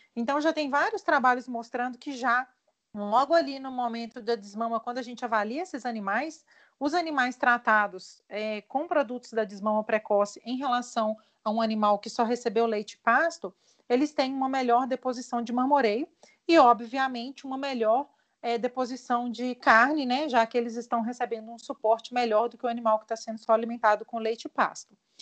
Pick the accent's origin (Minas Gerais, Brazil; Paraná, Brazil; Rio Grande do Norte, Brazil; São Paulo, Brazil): Minas Gerais, Brazil; interior of; eu sou mineira, é, nascida no interior de Minas Gerais